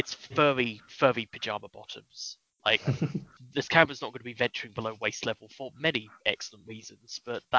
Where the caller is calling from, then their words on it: London, United Kingdom; I'm calling from London, England.